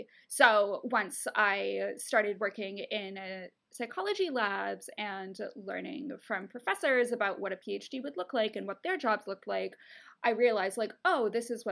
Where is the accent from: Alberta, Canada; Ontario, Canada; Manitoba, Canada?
Ontario, Canada; moved away as an adult; now in United States; I'm from Canada. In Canada, or at least in Ontario where I'm from